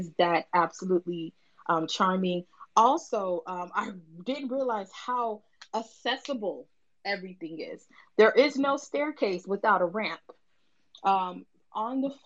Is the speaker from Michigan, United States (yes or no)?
no; Opa-locka, Florida, United States; I am from Opa-locka. I'm from the worst side of Miami, Florida